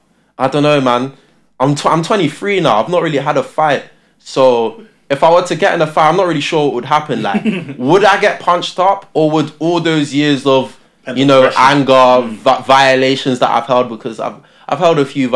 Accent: Luton, East of England, United Kingdom; born or raised there; also born or lived in Tottenham, London

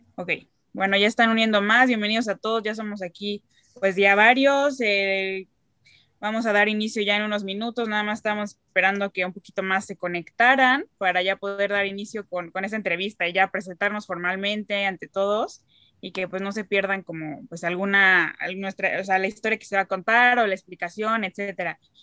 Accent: Cuernavaca, Morelos, Mexico; soy de México, de aquí de Cuernavaca

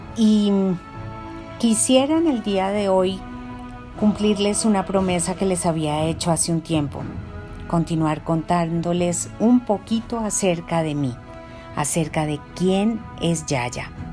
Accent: Bogotá, Colombia; Yo soy una mujer colombiana que nació en Bogotá

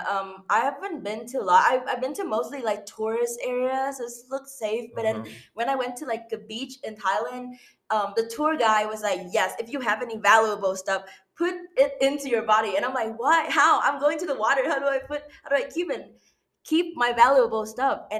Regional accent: Ho Chi Minh City, Vietnam; English is a second language; I was born and raised in Ho Chi Minh City, which is like a biggest city in Vietnam, mm-hmm. and they have like a lot of skyscraper and, and tall building

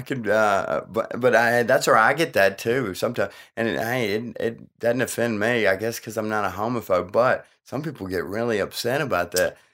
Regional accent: New Orleans, Louisiana, United States; accent: like Paula Deen; I was born in New Orleans

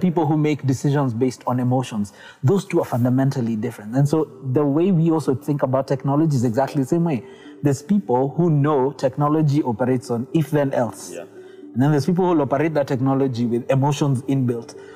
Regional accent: Kenya; we as Kenyan

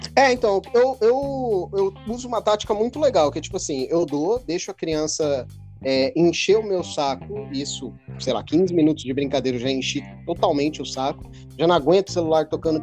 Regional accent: Peruíbe, São Paulo, Brazil; now in Campinas, Brazil; eu, eu, eu cresci em Peruíbe, né? Eu não cresci aqui em Campinas

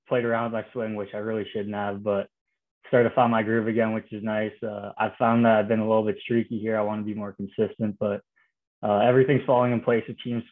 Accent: Canada; being Canadian

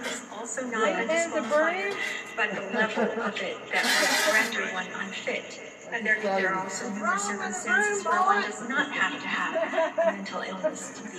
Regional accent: New York, United States; Well, I grew up in New York

